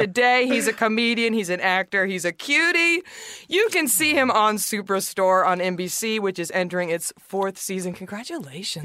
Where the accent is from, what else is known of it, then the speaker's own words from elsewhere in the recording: Dallas, Texas, United States; moved away as an adult; now in Los Angeles, United States; I'm from Dallas